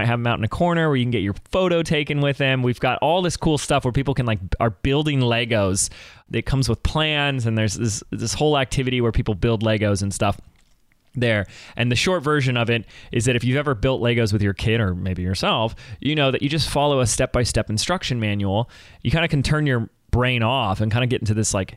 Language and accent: English; Laguna Beach, California, United States; my hometown of Laguna Beach